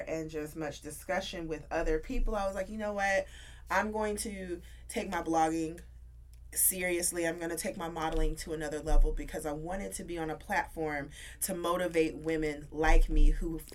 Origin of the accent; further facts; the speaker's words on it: Atlanta, Georgia, United States; moved away as an adult; now in Washington, D.C., United States; I'm originally from Atlanta, Georgia